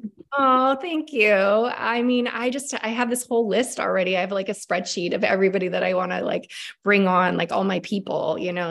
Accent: Washington, United States; we're both from Washington State

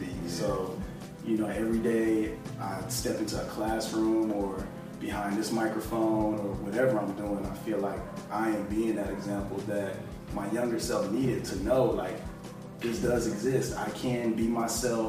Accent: Houston, Texas, United States; I grew up in Houston

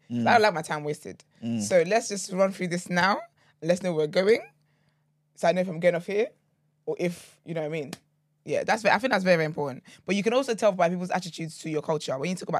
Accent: Nigeria; Yeah, they're the kind of men you don't marry, respectfully, as a Nigerian woman.

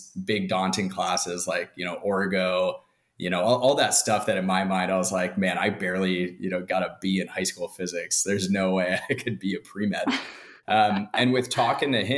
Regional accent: Southern California, United States; I'm from Southern California and I grew up playing ice hockey

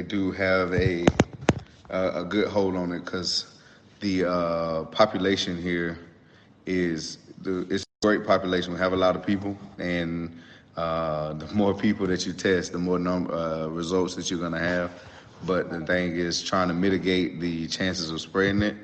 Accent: Douglasville, Georgia, United States; also born or lived in Atlanta, Georgia; I grew up in the town right outside of Atlanta, Douglasville, Georgia

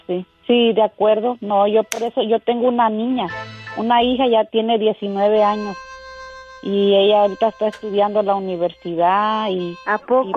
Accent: Bajos del Ejido, Guerrero, Mexico; se llama Bajos del Ejido

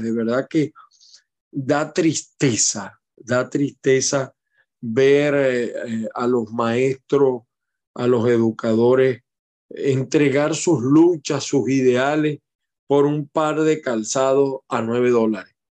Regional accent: Maracay, Aragua, Venezuela; now in United States; yo nací en Maracay y tengo mucha familia en Maracay

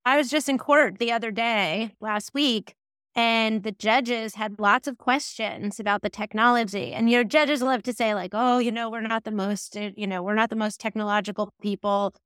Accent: New Jersey, United States; moved away as an adult; also born or lived in Florida; I'm from New Jersey. I think that's really important, a formative experience for me.

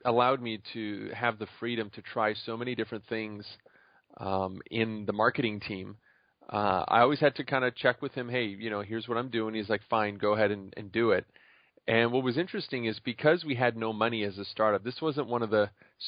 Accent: Montreal, Quebec, Canada; moved away as an adult; also born or lived in Chicago; I was originally from Montreal

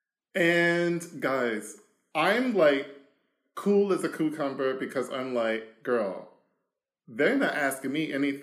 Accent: Washington, District of Columbia, United States; moved away as an adult; now in Germany; I am originally from Washington, D.C., the capital, where the shit is at the moment. I grew up there.

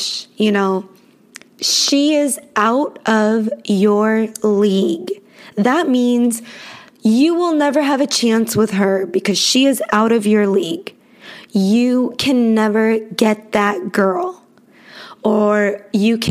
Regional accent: Los Angeles, California, United States; I was born in Los Angeles, California, and I was raised in a very multicultural city

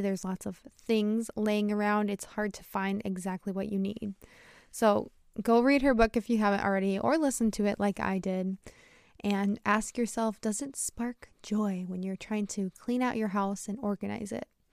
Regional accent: United States; I'm an American English teacher

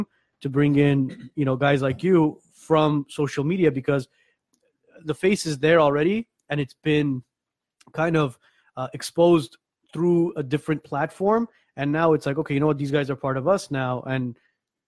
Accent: Armenia; moved away; My parents are from Iran. I'm from Armenia.

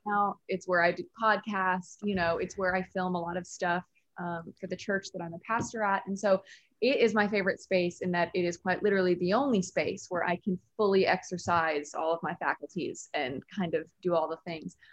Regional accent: Nashville, Tennessee, United States; also born or lived in New York; I'm from Nashville

